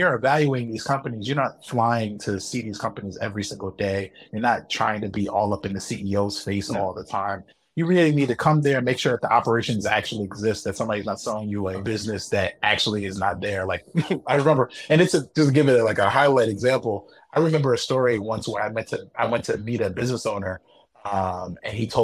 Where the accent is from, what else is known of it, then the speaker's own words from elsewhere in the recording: United States; moved away as an adult; being an American